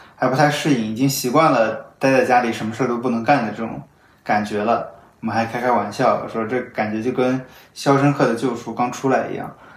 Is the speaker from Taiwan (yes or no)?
no; Shanghai, China; moved away; 我是用这种模式和这个地方我的家乡产生连接